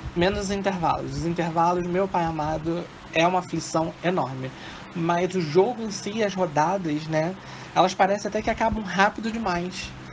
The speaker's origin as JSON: {"language": "Portuguese", "region": "Rio de Janeiro", "country": "Brazil", "said": "Sou do Rio de Janeiro. Sou do Honório Gurgel, Rio de Janeiro."}